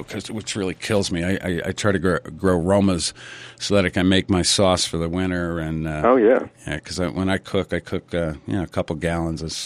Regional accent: New England, United States; growing up in New England and through the 60s

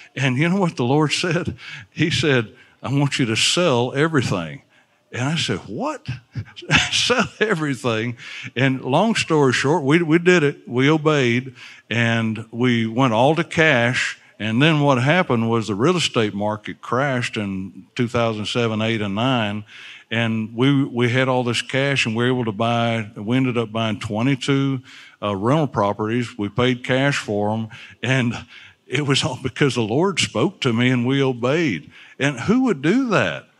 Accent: Alabama, United States; I'm from Alabama.

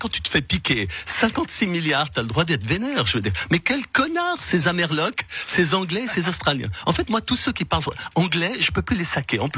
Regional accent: France; Écoutez, en tant que Français, on ne peut pas être neutre

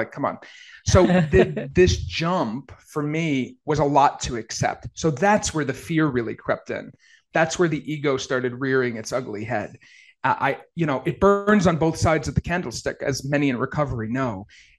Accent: Maine, United States; moved away as an adult; also born or lived in Maui; I grew up in Maine. I grew up in a mill town in Maine. We were very low income. And so to then move from like grandma's basement to Maui, and by the way, lived in the most beautiful part of Maui.

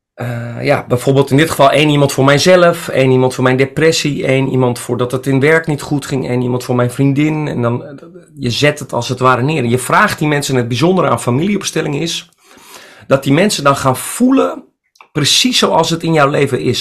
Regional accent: Friesland, Netherlands; now in Amsterdam, Netherlands; Ik kom uit Friesland. Ik bedoel, ik ben een Friese jongen

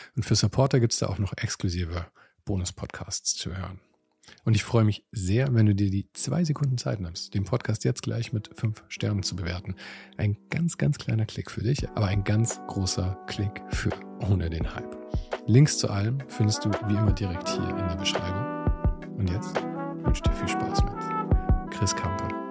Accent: Munich, Bavaria, Germany; in meiner Heimatstadt

